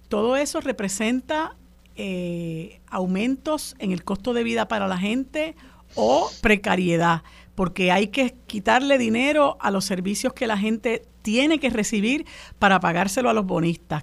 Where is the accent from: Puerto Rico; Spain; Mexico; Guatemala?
Puerto Rico; todos como puertorriqueños